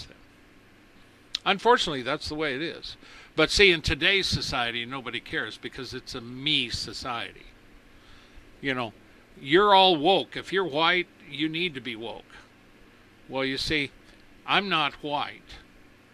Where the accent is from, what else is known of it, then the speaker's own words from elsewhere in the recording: United States; I'm an American